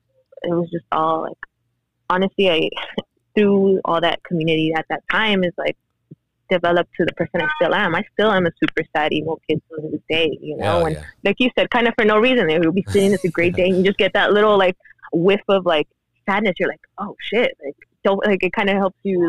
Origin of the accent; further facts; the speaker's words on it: South Gate, California, United States; also born or lived in Mexico; growing up in Southgate